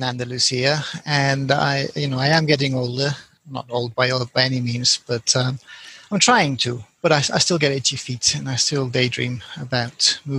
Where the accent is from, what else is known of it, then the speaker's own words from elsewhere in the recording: Colombia; now in Spain; I speak fluent Spanish because I was born and raised in Colombia.